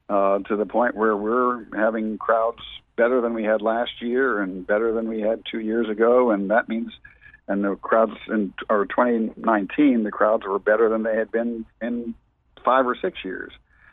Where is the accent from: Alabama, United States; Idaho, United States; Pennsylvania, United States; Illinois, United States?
Pennsylvania, United States; outside of Pittsburgh; now in Charleston, United States; I grew up going to Pirate games and seeing Willie Stargell and Roberto Clemente when I was growing up outside of Pittsburgh.